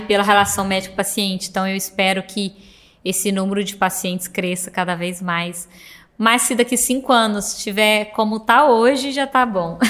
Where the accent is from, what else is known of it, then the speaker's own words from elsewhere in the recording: Cássia, Minas Gerais, Brazil; moved away; minha cidade é muito pequena, sou de uma, uma cidade do interior de Minas, chama Santa Rita de Cássia